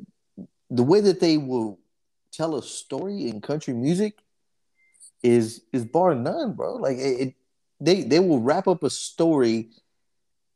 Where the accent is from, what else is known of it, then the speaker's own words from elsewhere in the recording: Dallas, Texas, United States; I grew up in Oak Cliff, right off of Lebanon